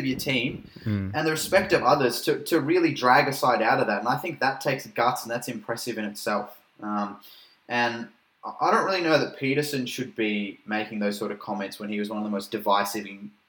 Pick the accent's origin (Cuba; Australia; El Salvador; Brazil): Australia; as Australian